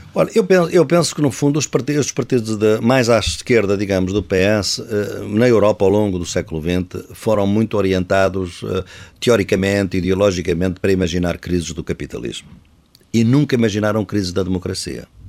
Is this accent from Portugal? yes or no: yes; Coimbra, Centro, Portugal; uma das minhas casas é exatamente esta cidade onde eu nasci, Coimbra